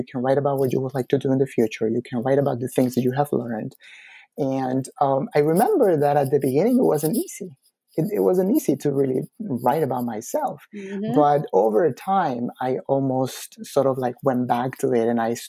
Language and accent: English; Peru; now in United States; I arrived at LaGuardia in 2007. I came from Peru and I didn't have any college experience.